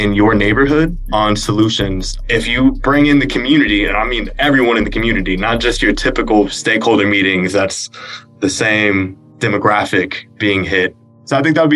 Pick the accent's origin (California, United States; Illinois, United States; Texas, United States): California, United States; Banning; a community-based organization in my hometown of Banning, California